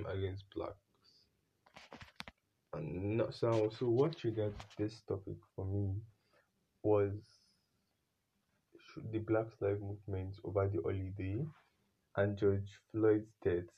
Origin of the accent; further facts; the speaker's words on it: Nigeria; For me as a Nigerian